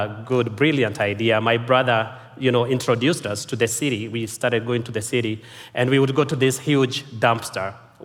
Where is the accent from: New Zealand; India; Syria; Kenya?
Kenya; I was born and raised in Kenya.